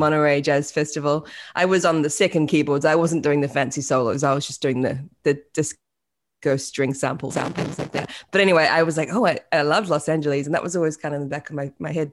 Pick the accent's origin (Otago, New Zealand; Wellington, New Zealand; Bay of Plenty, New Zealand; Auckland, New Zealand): Auckland, New Zealand; moved away as an adult; also born or lived in Australia; now in United States; was born in, uh, West Auckland